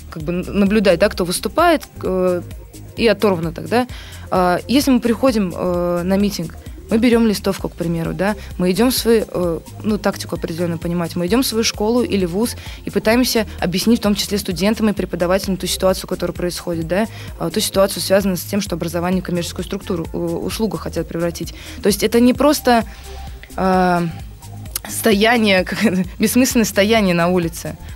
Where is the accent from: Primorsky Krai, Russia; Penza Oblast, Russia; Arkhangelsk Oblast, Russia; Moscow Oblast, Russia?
Penza Oblast, Russia; Penza; now in Saint Petersburg, Russia; Ну, я сама переехала из Пензы в Петербург, я в числе этих студентов.